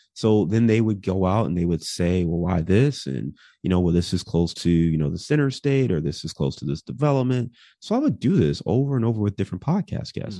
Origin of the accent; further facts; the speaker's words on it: Cleveland, Ohio, United States; also born or lived in Detroit; now in Chicago, United States; I'm from Cleveland